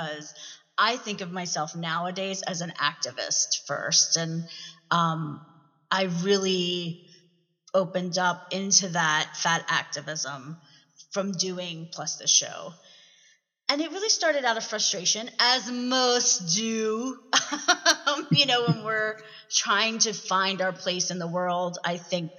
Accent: Philadelphia, Pennsylvania, United States; also born or lived in Delaware County, Pennsylvania; I'm from Philly

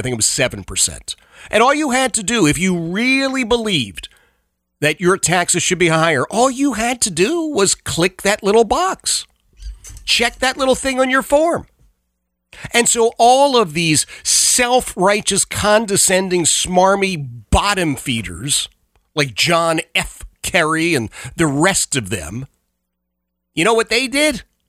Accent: Philadelphia, Pennsylvania, United States; It's so different from where I grew up. I grew up in Oxford Circle, Northeast Philadelphia. Grew up in a row home, right?

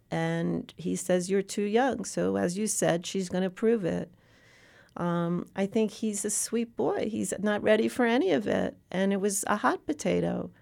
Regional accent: New York City, New York, United States; I come from the Upper East Side of Manhattan. I've lived in New York City my entire life

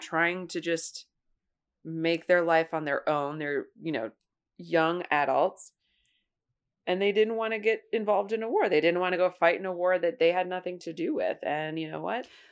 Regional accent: Ohio, United States; I grew up in Ohio

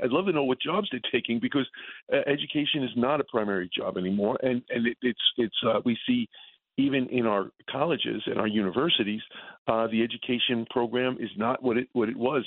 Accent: New York City, New York, United States; I grew up in the Bronx

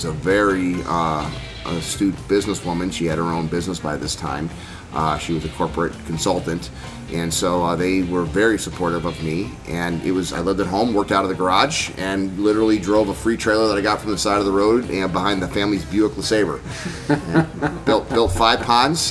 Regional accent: Medford Lakes, New Jersey, United States; I grew up on a lake, and there was 1,300 people in the town of Medford Lakes that I grew up

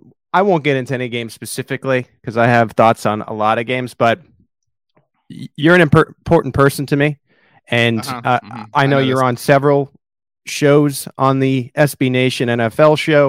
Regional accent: New York, United States; I remain telling people that I'm from New York. I'm not a homer.

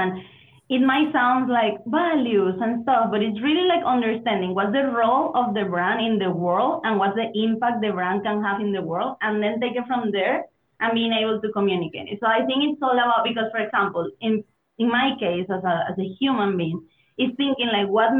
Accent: Venezuela; English is a second language; moved away as an adult; also born or lived in Berlin, Germany / Mexico / Spain / United States; I'm originally from Venezuela.

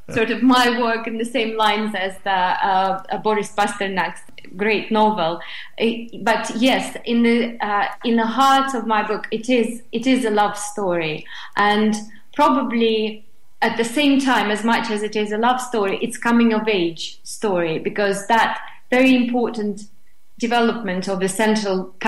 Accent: Moscow, Russia; English is a second language; moved away as an adult; now in England; I was born and raised in Moscow, and I've lived through those times in Moscow.

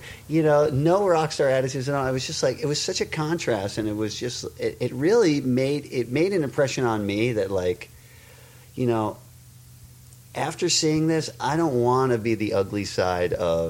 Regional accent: Westchester, New York, United States; I was from Westchester.

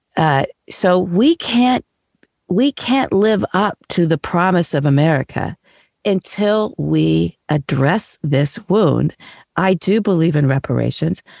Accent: Kansas City, United States; moved away; I was back where I grew up in Kansas City

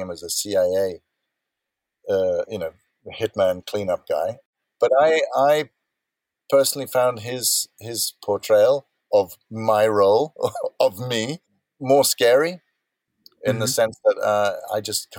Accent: South Africa; I'm born and brought up in South Africa.

